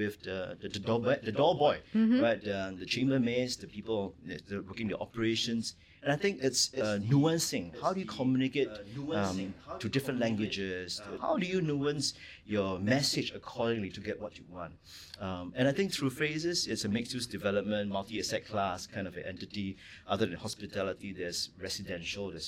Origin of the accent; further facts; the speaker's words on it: Singapore; I grew up in Redhill in a three-room flat